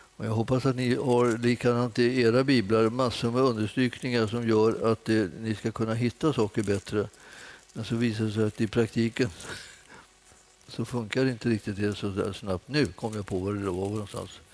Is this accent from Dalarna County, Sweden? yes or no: no; Stockholm, Stockholm County, Sweden; jag kommer från Enskede egentligen.